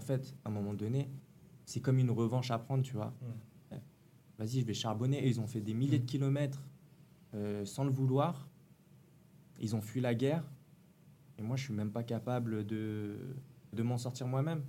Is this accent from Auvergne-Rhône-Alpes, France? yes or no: no; Paris, Île-de-France, France; moved away; also born or lived in Nantes; je suis de Paris 13e, comme vous